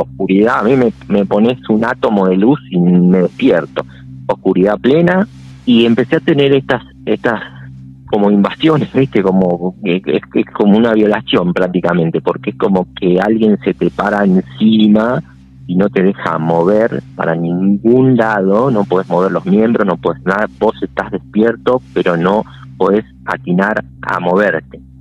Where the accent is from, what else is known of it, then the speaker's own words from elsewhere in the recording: Florencio Varela, Buenos Aires Province, Argentina; yo soy de Buenos Aires